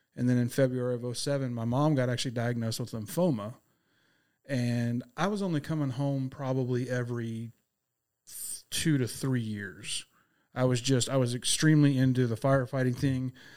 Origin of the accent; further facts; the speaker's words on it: Abilene, Texas, United States; moved away; also born or lived in Lubbock, Texas; I am a native Texan, born out in Abilene